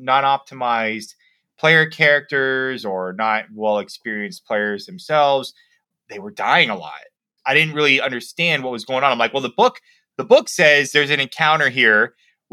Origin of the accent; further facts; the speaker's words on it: Miami, Florida, United States; moved away as an adult; also born or lived in Savannah, Georgia / Minnesota; I'm from Miami, Florida.